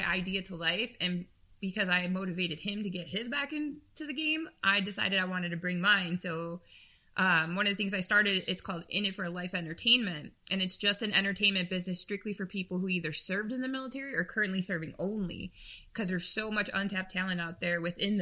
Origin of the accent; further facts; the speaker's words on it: Chicago, Illinois, United States; moved away as an adult; now in California, United States; I am from Chicago. Born and raised